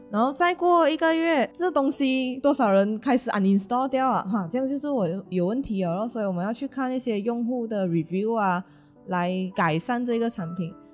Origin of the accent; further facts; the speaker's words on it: George Town, Penang, Malaysia; 我是马来西亚槟城土生土长的槟榔郎。所以我基本上从小到大呢，小学啊、中学、学院、工作都待在槟城，除了旅行，从来没有离开过冰岛哦